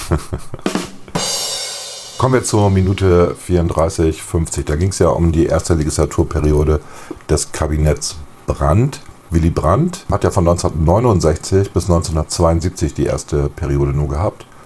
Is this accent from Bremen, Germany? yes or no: yes; Bremen, Germany; Dramatische Geschichte habe ich tatsächlich äh, miterlebt, ja, als Bremer.